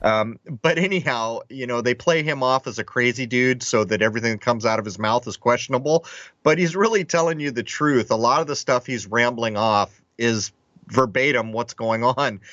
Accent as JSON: {"language": "English", "region": "Southern California", "country": "United States", "tie": "born or raised there", "said": "growing up in Southern California"}